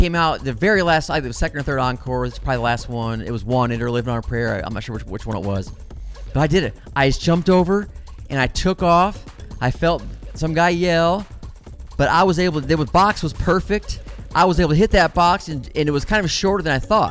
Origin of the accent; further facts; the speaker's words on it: Midwest, United States; moved away as an adult; now in Los Angeles, United States; I was from the Midwest